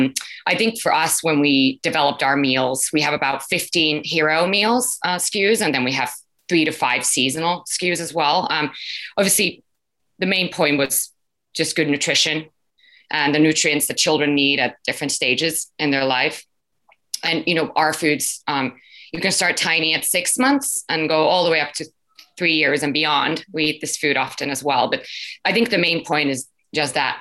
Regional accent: Finland; now in United States; I am originally from Finland

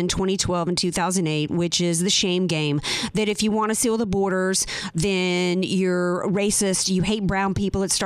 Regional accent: New Orleans, Louisiana, United States; now in San Diego, United States; I come from New Orleans

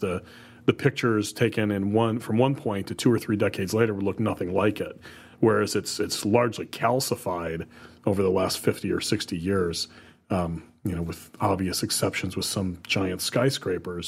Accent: Toledo, Ohio, United States; moved away; I grew up in the Toledo, Ohio area

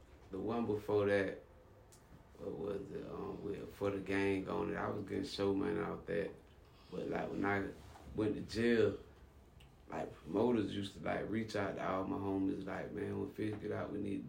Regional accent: Quincy, Florida, United States; moved away as an adult; also born or lived in Tallahassee, Florida; now in Miami, United States; I was from Quincy, Tallahassee, like 20 miles away

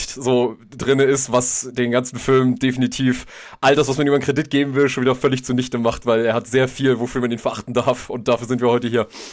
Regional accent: Germany; als Deutsche

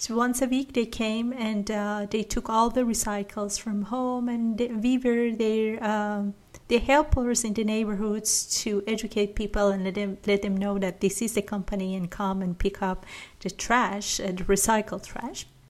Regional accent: Iran; I'm from Iran

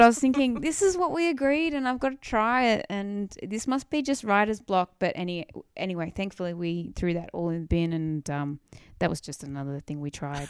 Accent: Wollongong, New South Wales, Australia; I grew up in Wollongong

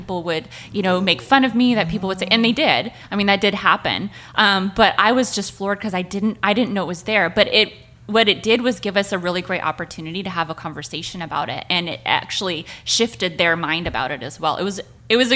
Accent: United States; moved away; also born or lived in Montana / Wyoming; I grew up in Montana and Wyoming, which is a heavily white population.

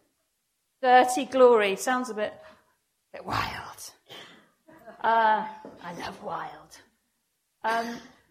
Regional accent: North Wales, United Kingdom; now in Wimbledon, United Kingdom; I was brought up in North Wales, so it was a Welsh chapel.

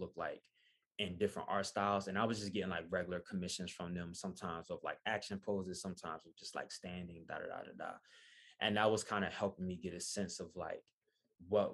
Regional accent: Wilmington, Delaware, United States; moved away as an adult; now in Philadelphia, United States; before I even moved to Philadelphia, where I live now, I'm originally from Wilmington.

